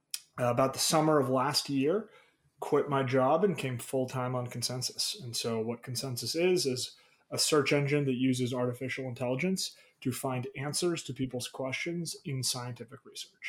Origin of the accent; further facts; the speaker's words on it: Boston, Massachusetts, United States; moved away as an adult; also born or lived in Chicago; I'm from the Boston area originally.